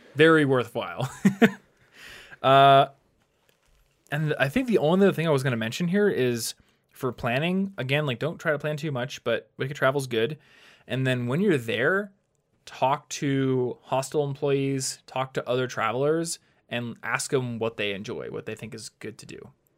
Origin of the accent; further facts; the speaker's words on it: United States; being an American